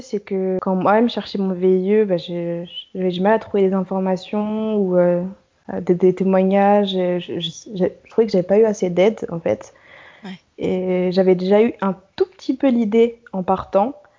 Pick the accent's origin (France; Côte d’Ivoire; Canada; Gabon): France; moved away as an adult; also born or lived in Paris; now in Philadelphia, United States; je suis française